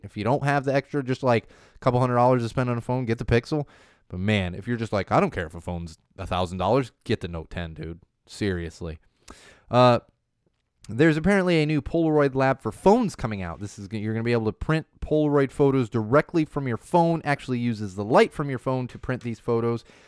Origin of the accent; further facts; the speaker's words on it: San Diego, California, United States; I grew up in San Diego